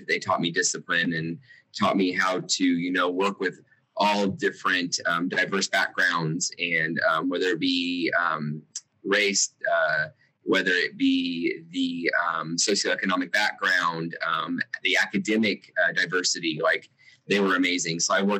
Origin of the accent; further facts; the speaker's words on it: Salem, Illinois, United States; moved away as an adult; now in Mattoon, United States; I'm a STEAM teacher here at Mattoon Middle School in Mattoon, Illinois. And I am from Salem, Illinois, so about an hour south of here.